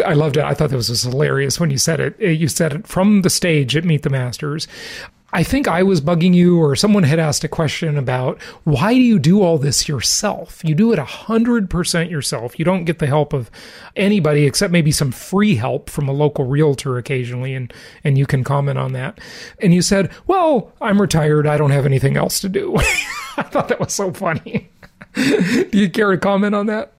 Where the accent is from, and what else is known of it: Los Angeles, Orange County, Southern California, United States; born or raised there; moved away